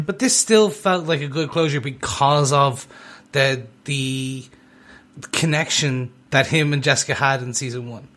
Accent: Ireland; I am Irish

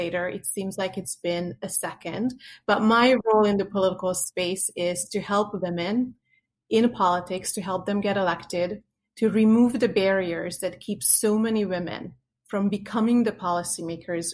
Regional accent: Hungary; now in United States; I grew up in Hungary in a communist

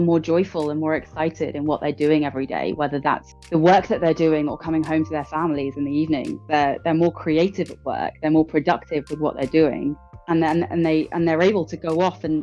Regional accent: London, United Kingdom; born and raised in London.

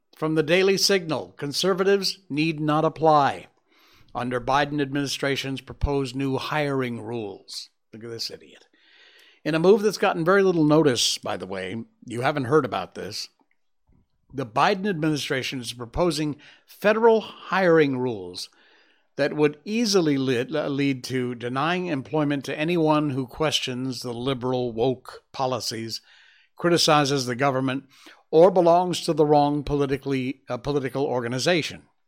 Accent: Connecticut, United States; my home state of Connecticut

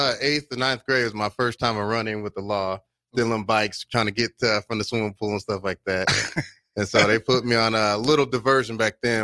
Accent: Lincoln, Nebraska, United States; I'm from the heart of Lincoln. I'm from born and raised out here in Lincoln

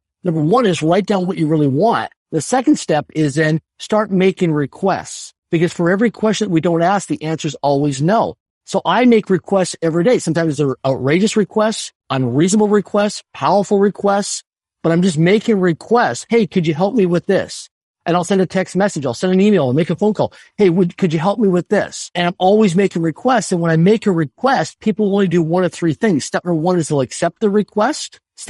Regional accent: Swift Current, Saskatchewan, Canada; I grew up in Sub-Current, Saskatchewan, a city of less than 20,000 people in population. It wasn't a big city. It wasn't a major city.

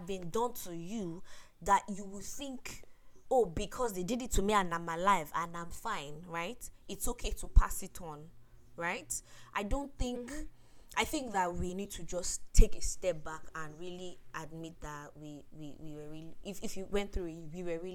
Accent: Nigeria; us as like Nigerian youths

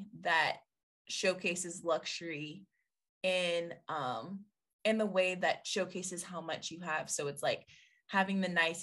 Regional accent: Atlanta, Georgia, United States; I'm from Atlanta

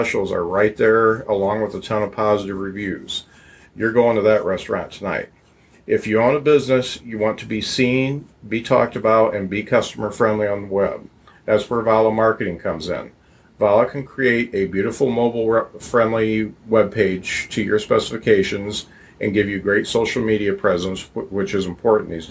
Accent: Lakeville, Indiana, United States; also born or lived in South Bend, Indiana; I was born in South Bend, but grew up in Lakeville

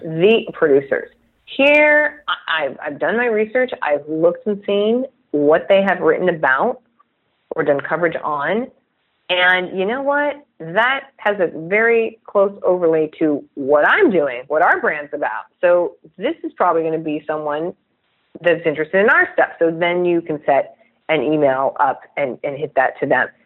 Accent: Chula Vista, California, United States; I was born and raised in San Diego. I'm still in San Diego

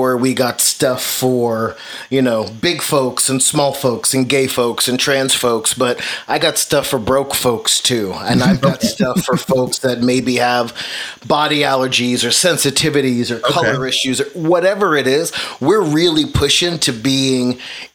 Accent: New York City, New York, United States; now in Tulsa, United States; I actually was born and raised in Brooklyn, but I live in Tulsa, Oklahoma

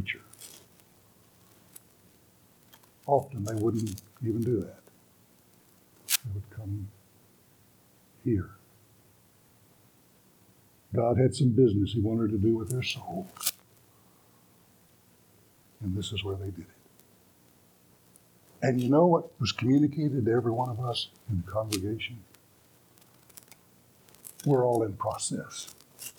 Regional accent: Beaumont, Texas, United States; I've spent my life growing up in Baptist churches, First Baptist Church, Beaumont, Texas, was my home church

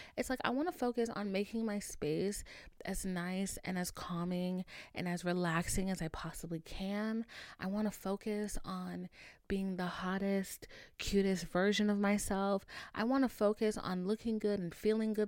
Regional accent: Haiti; moved away; I was raised in Haiti, like, for a good bit of my life

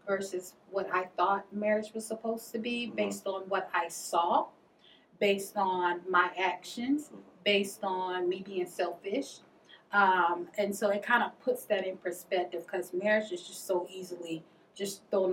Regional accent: Reevesville area, near Dorchester County, Charleston area, South Carolina, United States; Originally from the country. Mm-hmm. When I say country, I mean like Reedsville area, down near Dorchester County, Charleston area

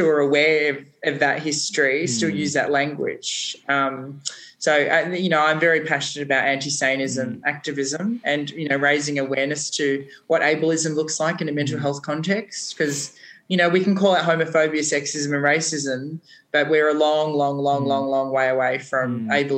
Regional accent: Australia; being an Australian

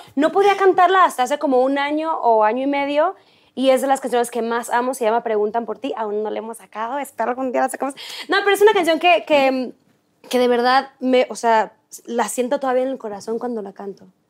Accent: Culiacán, Sinaloa, Mexico; moved away as an adult; now in Mexico City, Mexico; soy de Culiacán

